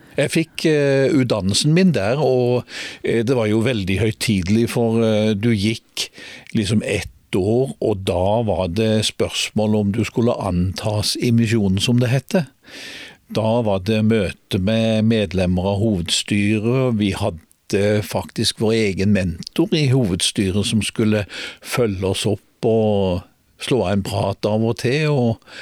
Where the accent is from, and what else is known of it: Grimstad, Agder, Norway; born or raised there; also born or lived in Oslo